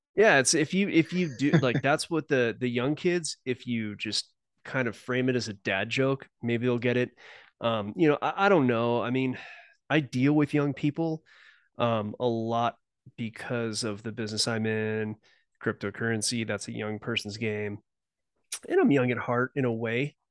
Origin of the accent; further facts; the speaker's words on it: Southern California, United States; moved away; I was born in Southern California. I now live in the mountain region